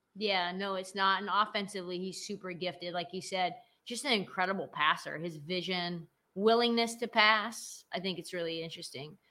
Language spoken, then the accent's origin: English; Portland, Oregon, United States; I grew up in Portland